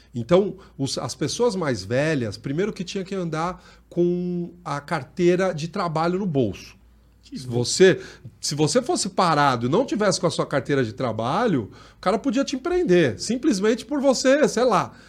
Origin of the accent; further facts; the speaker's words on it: São Paulo, Brazil; Eu venho do Jardim Mira, é, extremo sul da capital